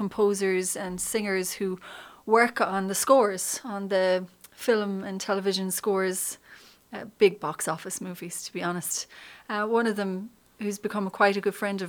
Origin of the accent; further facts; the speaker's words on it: Sixmilebridge, County Clare, Ireland; I'm from County Clare. I grew up there. In 6 Mile Bridge